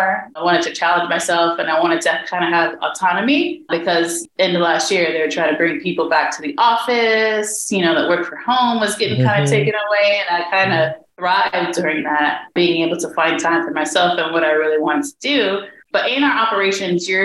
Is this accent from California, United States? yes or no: no; St. Louis, Missouri, United States; also born or lived in New York; now in Philadelphia, United States; growing up in the Midwest, because I'm from St. Louis